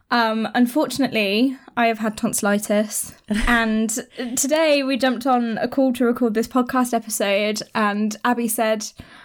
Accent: United Kingdom; we're British

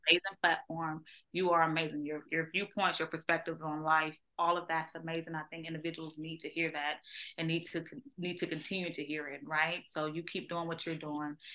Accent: Georgia, United States; moved away; I grew up on a farm, right? So I'm from Georgia, so I grew up on a farm

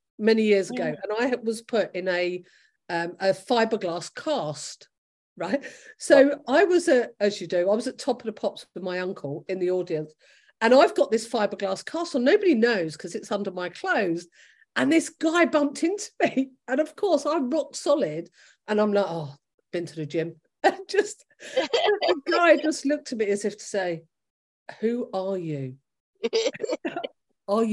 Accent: London, United Kingdom; moved away as an adult; now in Gloucester, United Kingdom; I'm a Londoner and I'm a very proud Londoner. And my family are all in London

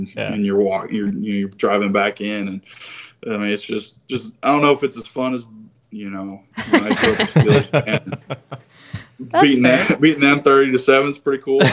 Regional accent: Ohio, United States; moved away as an adult; also born or lived in West Virginia; now in San Jose, United States; I'm from Ohio

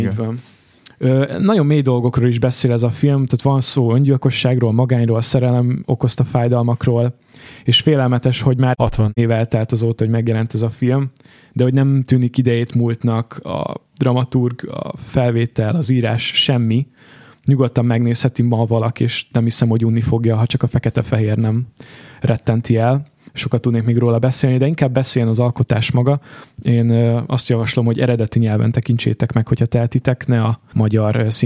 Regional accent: Budapest, Hungary

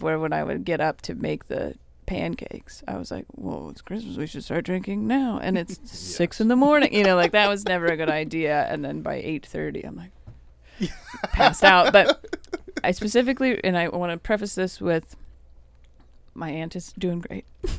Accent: Renton, Washington, United States; I am from Renton.

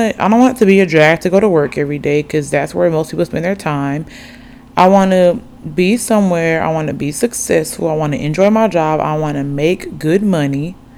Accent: Oxford, Alabama, United States; but I grew up in Alabama, Oxford to be exact, for the longest.

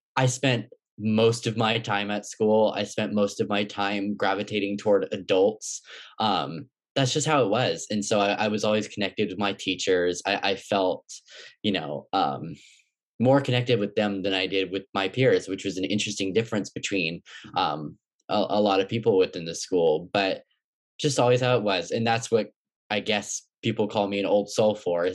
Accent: Oakland, California, United States; also born or lived in Berkeley, California; I was born in Berkeley and I was raised in Oakland.

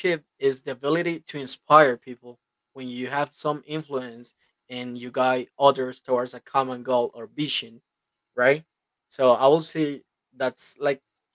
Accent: Colombia; English is a second language; So I had the opportunity to grow here in Colombia. I'm from Colombia.

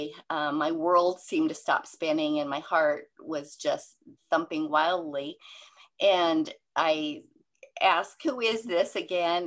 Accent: Seattle, Washington, United States; I'm from the Seattle area

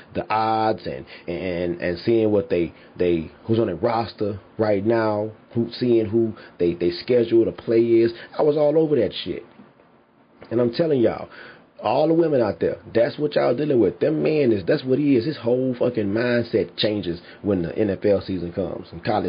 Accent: Houston, Texas, United States; I'm from Houston

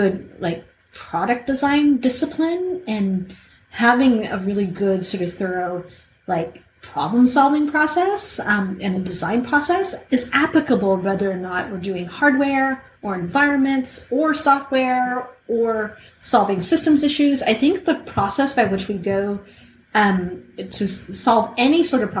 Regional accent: Canada; I'm Canadian

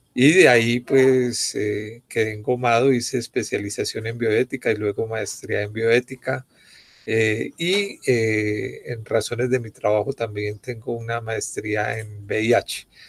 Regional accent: Bogotá, Colombia; Javeriana, bogotano

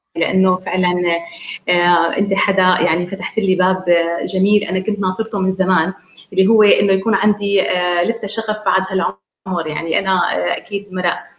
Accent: Damascus, Damascus Governorate, Syria; من دمشق آه، سوريا

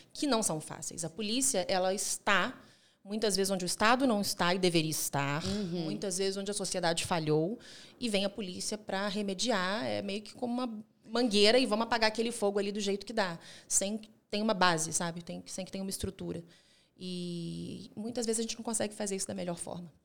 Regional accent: Minas Gerais, Brazil; also born or lived in Rio de Janeiro; now in Belo Horizonte, Brazil; eu não quis ficar no Rio de Janeiro, quis uhum. voltar para Minas Gerais. Eu não sou de Belo Horizonte, mas me sinto nascida aqui

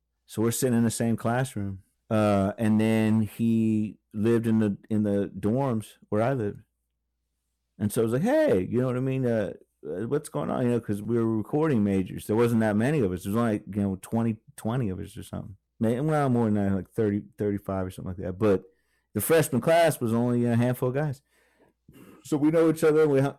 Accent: Virginia Beach, Virginia, United States; also born or lived in Lakeland, Florida; But yeah, I grew up in Virginia Beach when I was a little kid. And then we moved to Lakeland, Florida.

